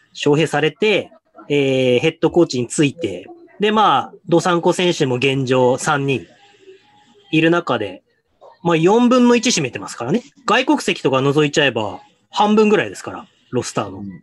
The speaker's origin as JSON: {"language": "Japanese", "region": "Hokkaido", "country": "Japan", "tie": "born or raised there", "said": "もともとどさんこ"}